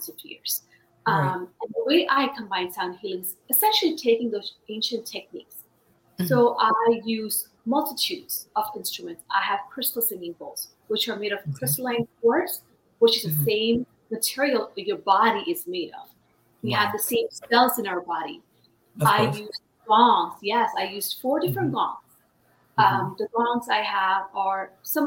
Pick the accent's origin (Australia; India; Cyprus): India; now in United States; I was born in India. I've been in the United States for over 28 years